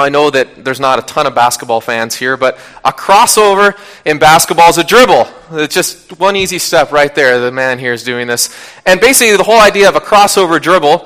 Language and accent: English; Washington, United States; I grew up in Washington State